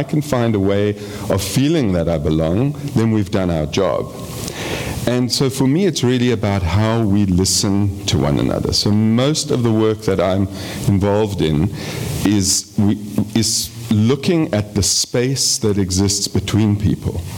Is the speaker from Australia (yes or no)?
no; South Africa; moved away as an adult; also born or lived in England; I grew up in South Africa